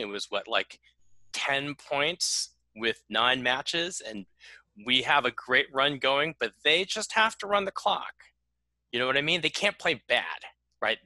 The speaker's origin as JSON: {"language": "English", "country": "United States", "said": "as an American."}